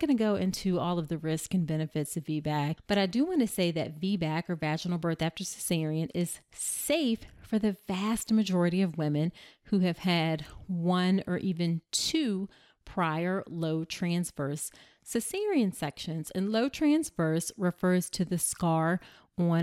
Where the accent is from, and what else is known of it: Hampton, Virginia, United States; born or raised there